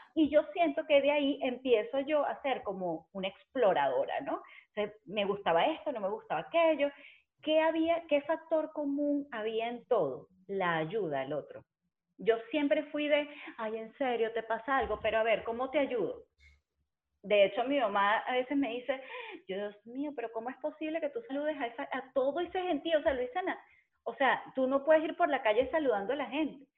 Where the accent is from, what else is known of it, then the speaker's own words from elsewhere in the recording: Caracas, Capital District, Venezuela; moved away as an adult; also born or lived in San Juan de los Morros, Guárico, Venezuela; now in Spain; soy caraqueña